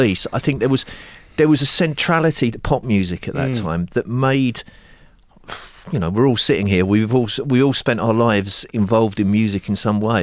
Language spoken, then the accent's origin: English; Epsom, South East England, United Kingdom; also born or lived in Glasgow; I was born in Glasgow, moved when I was five, grew up in Epsom